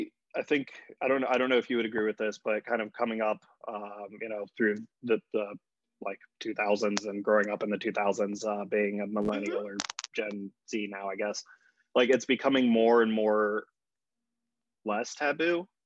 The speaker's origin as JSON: {"language": "English", "town": "Virginia Beach", "region": "Virginia", "country": "United States", "tie": "born or raised there"}